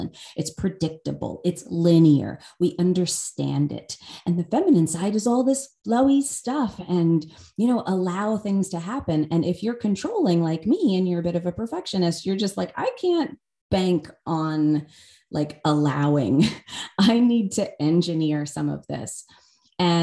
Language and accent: English; United States; I grew up outside of New York City